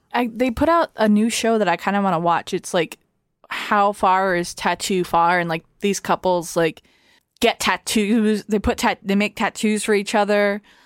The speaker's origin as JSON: {"language": "English", "town": "Boston", "region": "Massachusetts", "country": "United States", "accent": "Boston"}